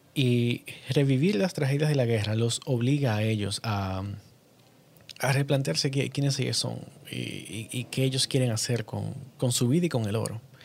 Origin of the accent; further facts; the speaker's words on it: Dominican Republic; yo soy cineasta dominicano